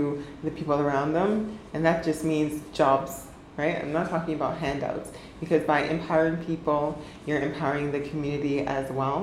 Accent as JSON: {"language": "English", "town": "Ottawa", "region": "Ontario", "country": "Canada", "tie": "born or raised there", "said": "growing up in Ottawa"}